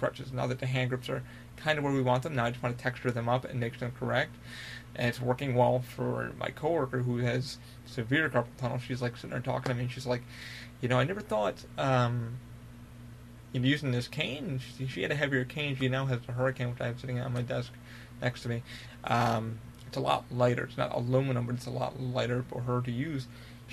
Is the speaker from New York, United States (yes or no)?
yes; Albany, New York, United States; I'm from Albany, New York